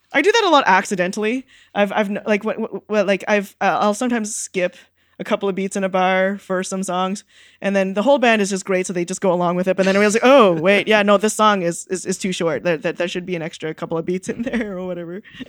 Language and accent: English; Canada; I grew up in Canada